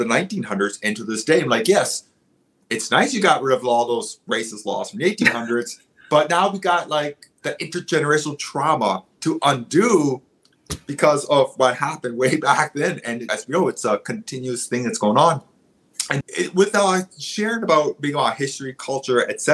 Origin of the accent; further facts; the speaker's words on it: Waycobah, Cape Breton, Nova Scotia, Canada; I am from Waygamaw Unamagi, roughly translates to the head of the waters, the end of the bay. It's where the Bedore Lakes end on Cape Breton. I went to an Indian day school from 1985 to 1993.